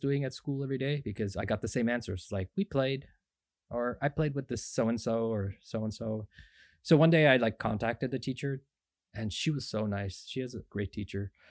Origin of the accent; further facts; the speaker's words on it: Markham, Ontario, Canada; also born or lived in Scarborough, Ontario; we lived in Markham, Ontario. I was born in Scarborough, but we moved really early on, went to Markham, Ontario